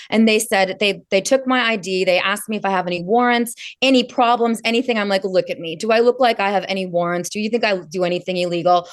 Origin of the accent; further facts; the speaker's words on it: California, United States; now in Washington DC, United States; I'm from California.